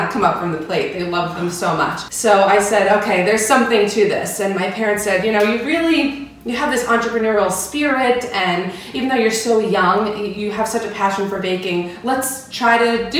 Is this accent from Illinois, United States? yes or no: no; St. James, New York, United States; also born or lived in Pennsylvania; I grew up on Long Island, New York, in a town called St. James